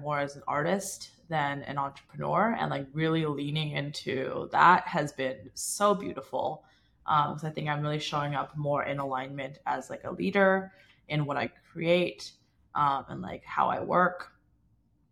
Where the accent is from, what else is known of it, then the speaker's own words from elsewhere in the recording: Toronto, Ontario, Canada; I grew up in Toronto. My parents still live in the same house that I was born in.